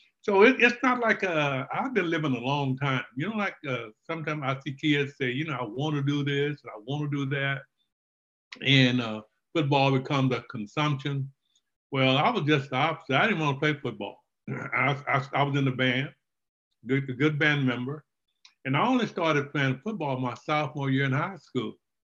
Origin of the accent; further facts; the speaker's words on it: Lufkin, Texas, United States; Well, you know, Texas was the only place I knew, so I thought it was great, and I still have that affinity to want to go back to my hometown.